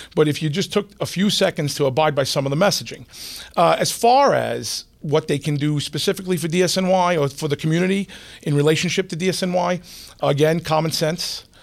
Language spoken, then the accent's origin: English; New York City, New York, United States; I grew up in Queens